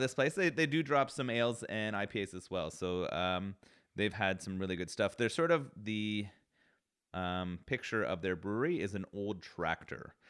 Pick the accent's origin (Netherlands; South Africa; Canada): Canada; as a Canadian